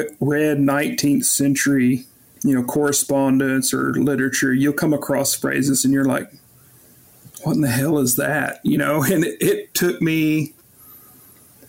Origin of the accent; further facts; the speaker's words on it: Fairfax, Oklahoma, United States; also born or lived in Ralston, Oklahoma; I grew up about 15-20 miles north of Pawnee, Oklahoma, in Fairfax and in Ralston, most of my youth